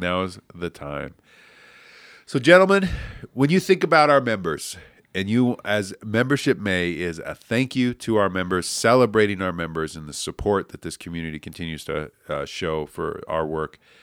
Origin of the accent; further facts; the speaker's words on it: Billings, Montana, United States; born and raised in Billings